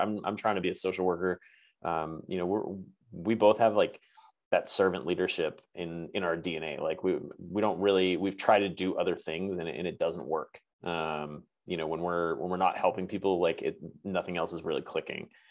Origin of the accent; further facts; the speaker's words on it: New England, United States; moved away as an adult; now in California, United States; New England better, uh, where mm-hmm. I'm like originally from